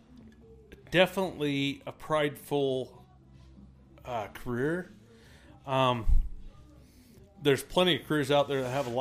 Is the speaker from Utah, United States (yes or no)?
yes; Utah, United States; also born or lived in Salt Lake City, Utah; I grew up in Salt Lake until I was 10.